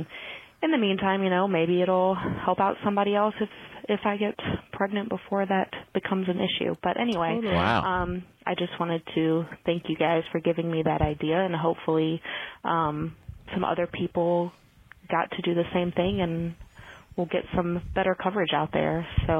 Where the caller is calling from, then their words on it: Virginia, United States; I'm calling from Virginia.